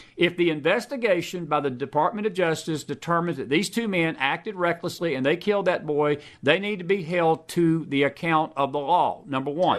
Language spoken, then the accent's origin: English; Georgia, United States; my home state of Georgia